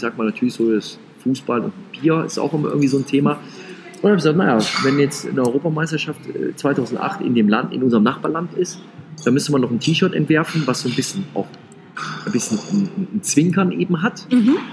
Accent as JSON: {"language": "German", "region": "Rhineland", "country": "Germany", "said": "ich bin ja Rheinländer"}